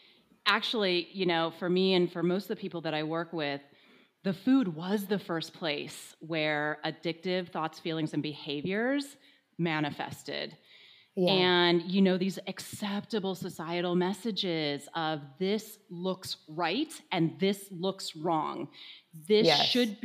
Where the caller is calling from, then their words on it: Santa Cruz, California, United States; So I'm in Santa Cruz, California, which is about 6 hours north of LA, which was kind of my original like sober stomping grounds.